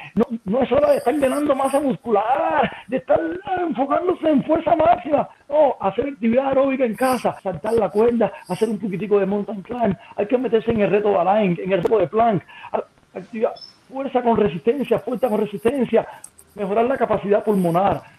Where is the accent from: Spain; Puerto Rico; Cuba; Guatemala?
Cuba; now in Mexico; que soy cubano